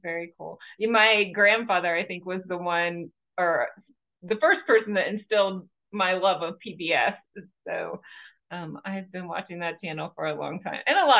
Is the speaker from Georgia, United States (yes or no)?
yes; Georgia, United States; but I'm from Georgia.